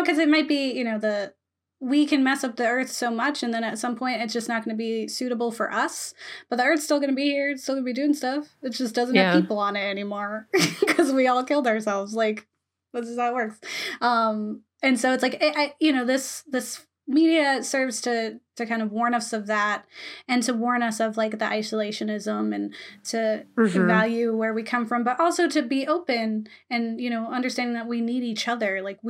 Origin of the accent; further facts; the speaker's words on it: Florida, United States; Again, I'm from Florida. I like grew I up hate on the beach. Beach. But yes. Grew up on the beach.